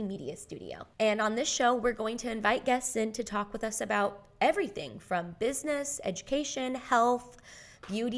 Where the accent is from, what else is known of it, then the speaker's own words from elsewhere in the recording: Indiana, United States; moved away as an adult; now in Brooklyn, United States; I'm originally from Indiana, small town, and then I moved to the big city to do acting, pursue music, and now I live in Bushwick, Brooklyn